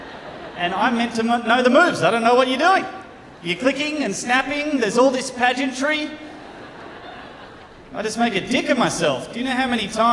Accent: Australia; moved away; I am from Australia

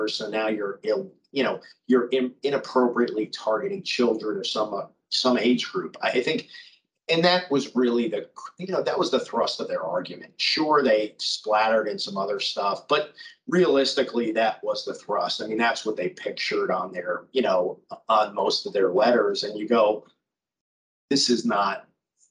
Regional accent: Miami, Florida, United States; I grew up in Miami

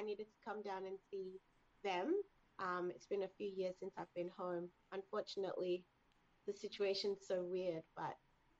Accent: Sydney, New South Wales, Australia; So I grew up in Sydney, Australia, which is where my family are.

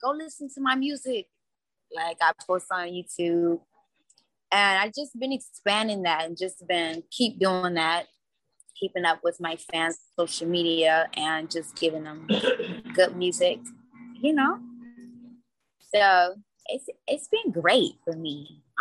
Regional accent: Cincinnati, Ohio, United States; moved away as an adult; now in California, United States; I'm from Cincinnati. I've been out here in California for like about 3 years. I moved out here when I was 21.

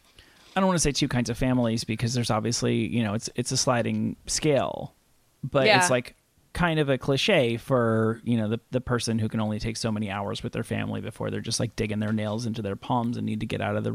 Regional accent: Rutherford, New Jersey, United States; I grew up in a town in New Jersey that you could literally see the New York City skyline from

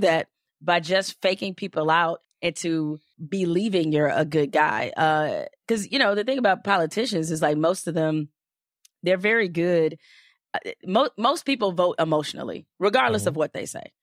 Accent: Detroit, Michigan, United States; growing up in Detroit

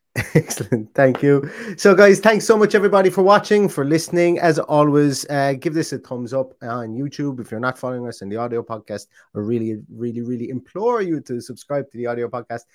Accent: Ireland; I am Irish

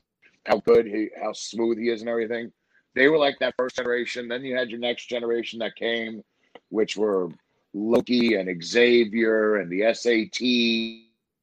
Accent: New York, United States; growing up in New York, I went to a lot of the Garden cards

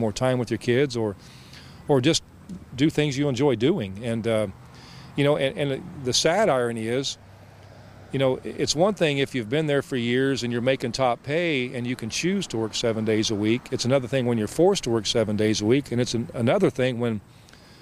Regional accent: Central Indiana, United States; I come from Central Indiana.

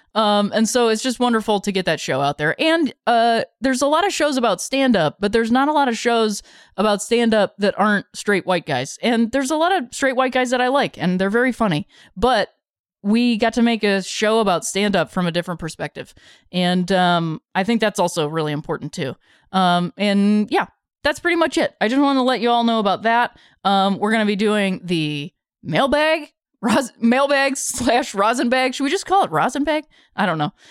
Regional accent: Akron, Ohio, United States; now in Los Angeles, United States; I said I was from Akron

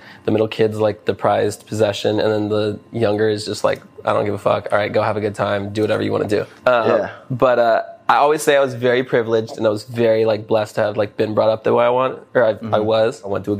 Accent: Newport Beach, California, United States; moved away as an adult; now in Los Angeles, United States; I'm from Orange County.

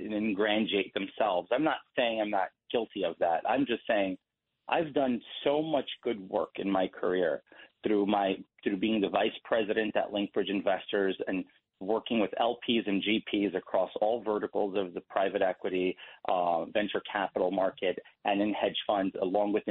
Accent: New York City, New York, United States; I was born in Elmhurst Hospital in Queens, July

